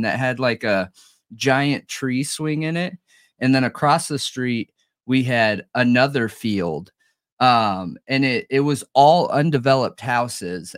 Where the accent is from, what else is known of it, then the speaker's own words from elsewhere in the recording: Southern California, United States; I grew up in Southern California